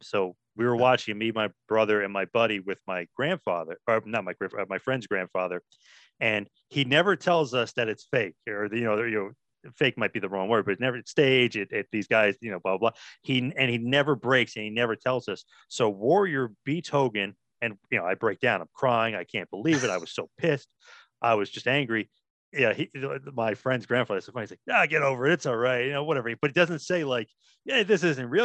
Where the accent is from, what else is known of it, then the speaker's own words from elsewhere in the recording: New Jersey, United States; we're from New Jersey